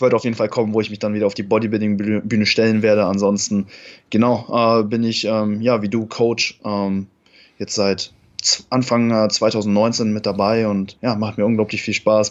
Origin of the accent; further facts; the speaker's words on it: Cologne, North Rhine-Westphalia, Germany; ich komme aus Köln